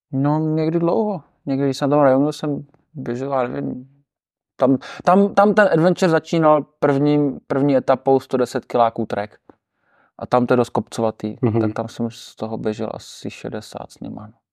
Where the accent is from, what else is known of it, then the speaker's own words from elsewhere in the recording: Czechia; říkám, že jsem z České republiky